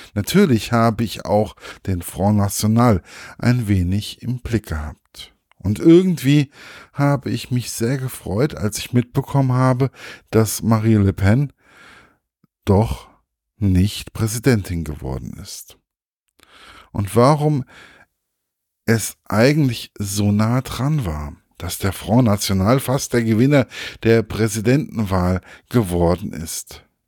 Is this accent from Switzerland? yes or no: no; Germany; bei uns in Deutschland